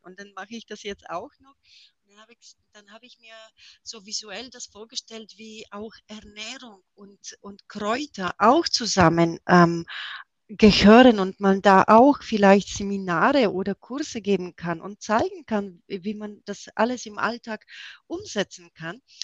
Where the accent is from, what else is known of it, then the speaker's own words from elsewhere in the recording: Erlangen, Bavaria, Germany; Und ich komme aus Erlangen